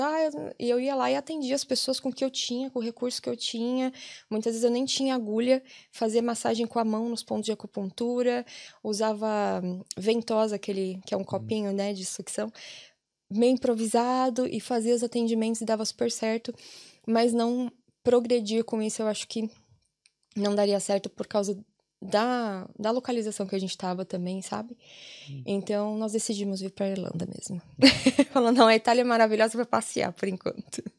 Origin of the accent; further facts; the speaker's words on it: São Paulo, Brazil; moved away as an adult; now in Ireland; Eu sou de São Paulo